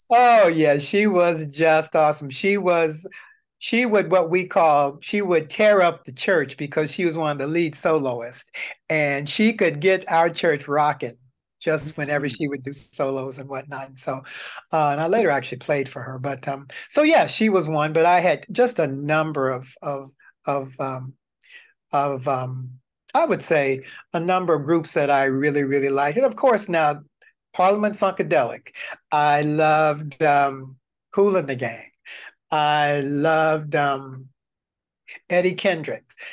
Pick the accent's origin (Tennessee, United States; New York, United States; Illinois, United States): Tennessee, United States; moved away; I'm originally from Tennessee.